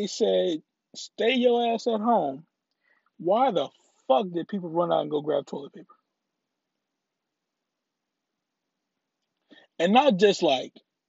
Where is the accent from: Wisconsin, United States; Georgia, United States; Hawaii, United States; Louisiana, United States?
Louisiana, United States; now in Texas, United States; now, I live in Texas. I'm originally from Louisiana